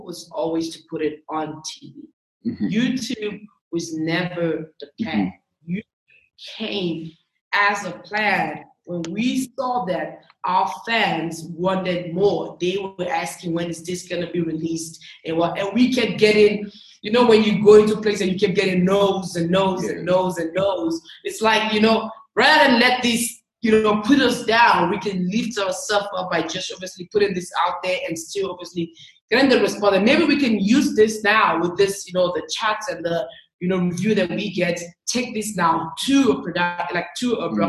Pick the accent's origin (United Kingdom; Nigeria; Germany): Nigeria; I'm from Nigeria